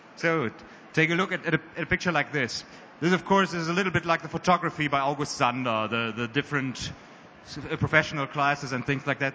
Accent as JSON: {"language": "English", "country": "Germany", "said": "we as Germans"}